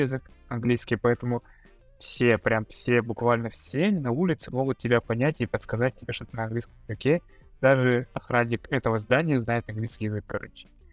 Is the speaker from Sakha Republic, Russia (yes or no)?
yes; Yakutsk, Sakha Republic, Russia; moved away as an adult; also born or lived in Moscow / Kazakhstan; now in Philippines; я, ну, уехал из родного города, из Якутска, в начале 21 года